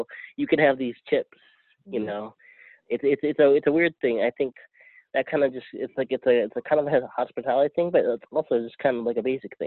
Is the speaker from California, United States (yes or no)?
yes; San Diego, California, United States; I grew up in San Diego, which parts of it have Filipino, but parts of it don't.